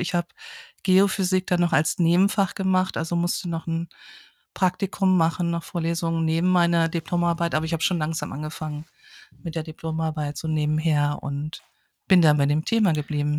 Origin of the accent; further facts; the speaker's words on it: a village near Kassel, Hesse, Germany; now in Oldenburg, Germany; ich bin auf dem Dorf aufgewachsen, ähm, in keiner großen Stadt, in der Nähe von Kassel